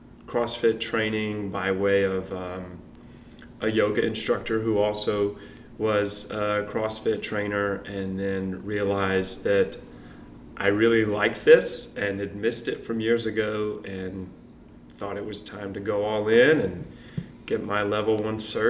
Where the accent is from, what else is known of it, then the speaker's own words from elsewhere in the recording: Montgomery, Alabama, United States; moved away; also born or lived in Florida; I'm from Montgomery, Alabama. I live here now because my wife is from the area